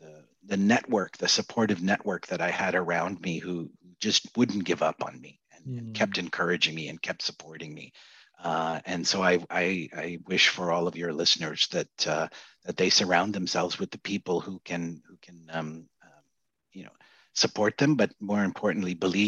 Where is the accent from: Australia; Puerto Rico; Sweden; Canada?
Canada; Yeah, so I grew up in the 70s and racism was abound